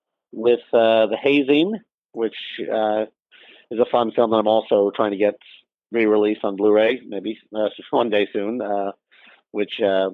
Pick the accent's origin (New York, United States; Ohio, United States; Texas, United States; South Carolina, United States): New York, United States; Scarsdale; I'm from New York and grew up in Scarsdale, New York.